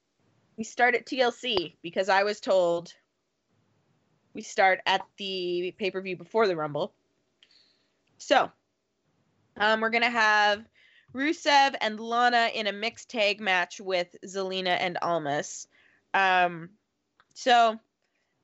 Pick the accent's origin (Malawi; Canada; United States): Canada; I'm Canadian